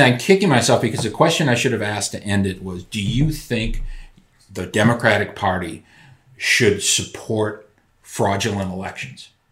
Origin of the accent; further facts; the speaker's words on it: Madison, Wisconsin, United States; I grew up in Madison, Wisconsin, where the city was just torn apart by protests